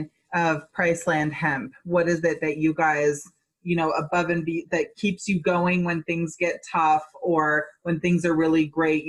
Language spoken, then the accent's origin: English; Boulder, Colorado, United States; moved away; That is my hometown. I lived in Boulder for like 10 years.